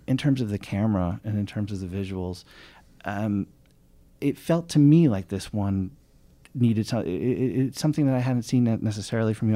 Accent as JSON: {"language": "English", "region": "New York", "country": "United States", "said": "as a New Yorker"}